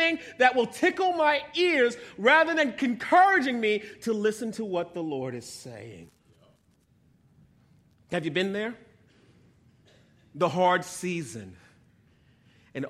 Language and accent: English; New York, United States; moved away as an adult; I grew up in New York, so here we are on Long Island visiting family